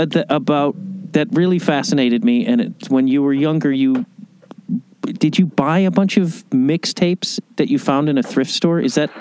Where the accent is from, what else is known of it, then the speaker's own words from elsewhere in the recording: outside Chicago, Illinois, United States; I'm from Chicago, or I grew up outside Chicago